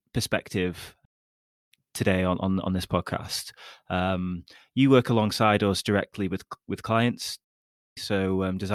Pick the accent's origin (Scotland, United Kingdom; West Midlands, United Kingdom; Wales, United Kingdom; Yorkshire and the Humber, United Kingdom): West Midlands, United Kingdom; border of Stoke-on-Trent; Fellow Midlands person